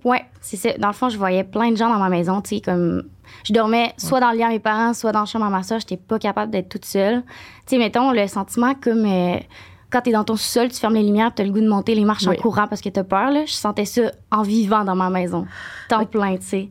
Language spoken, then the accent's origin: French; Saint-Honoré, Quebec, Canada; born or raised there